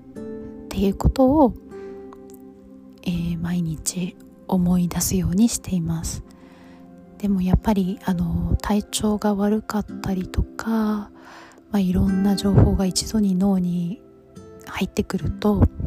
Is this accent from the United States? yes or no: yes; United States; 中学生からアメリカに住んでた